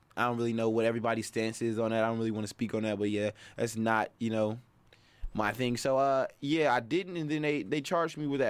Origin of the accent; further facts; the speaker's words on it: Milwaukee, Wisconsin, United States; Initially, like, the Hampton area, over there by Wall Park